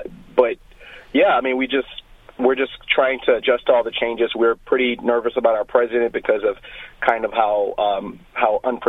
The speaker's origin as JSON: {"language": "English", "town": "Baton Rouge", "region": "Louisiana", "country": "United States", "tie": "born or raised there", "moved": "as an adult", "lives_now": "Chicago, United States", "said": "Me growing up in Louisiana, Southern Louisiana and Baton Rouge specifically, having access to pretty poor resources in terms of education and other things, I mean, to now being in Chicago"}